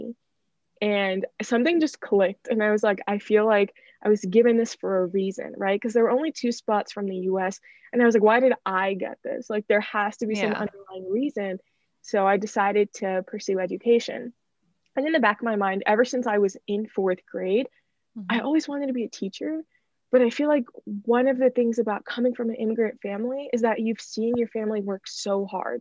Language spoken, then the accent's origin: English; United States; I was born in the US